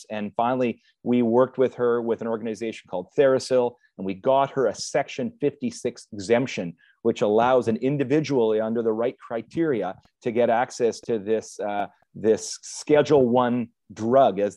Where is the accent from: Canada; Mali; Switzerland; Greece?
Canada; I can apply for medical assistance in dying as a Canadian